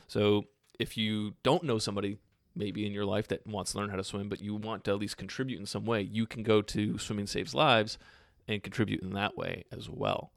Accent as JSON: {"language": "English", "country": "United States"}